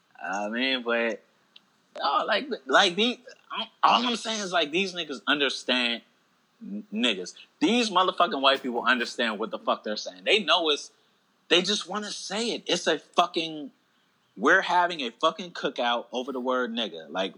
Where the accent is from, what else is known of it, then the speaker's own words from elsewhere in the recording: Alabama, United States; Growing up in Alabama, like, even if I had jokes about it, I would never make them because growing up in Alabama at that age, nah.